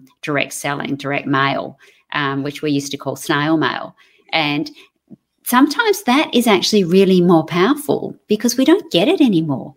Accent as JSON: {"language": "English", "town": "Melbourne", "region": "Victoria", "country": "Australia", "tie": "born or raised there", "moved": "yes", "said": "when I was born in Melbourne, so when I lived in Melbourne, my parents had an apple orchard"}